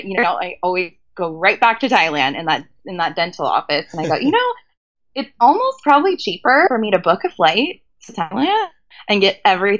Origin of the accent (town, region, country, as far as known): California, United States; accent: American